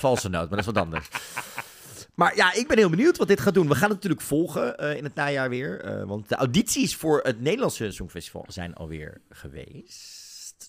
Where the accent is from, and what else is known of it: Netherlands